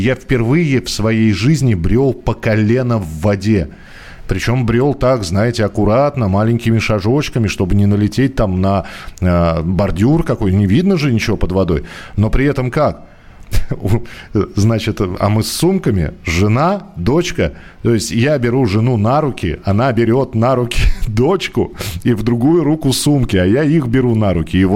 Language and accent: Russian; Vologda, Vologda Oblast, Russia; now in Saint Petersburg, Russia; Давно живу в Санкт-Петербурге, а родилась и выросла в Вологде.